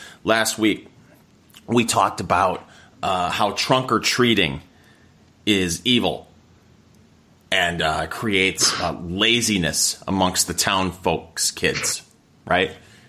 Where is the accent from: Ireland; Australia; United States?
United States; Saginaw, Michigan; I grew up in Saginaw, Michigan, which is, 90 miles north of Ann Arbor.